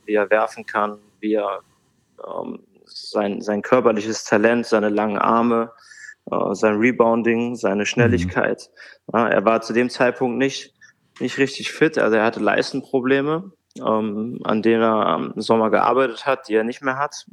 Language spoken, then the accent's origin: German; Bad Hersfeld, Hesse, Germany; moved away as an adult; also born or lived in Bremerhaven / Hamburg; now in Frankfurt, Germany; in Bad Hersfeld, in meiner Heimatstadt